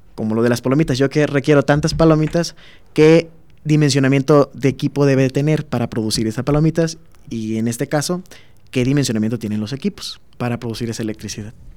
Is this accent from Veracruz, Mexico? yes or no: yes; Minatitlán, Veracruz, Mexico; moved away as an adult; now in Guanajuato, Mexico; yo vivo en, soy de Minatitlán, Veracruz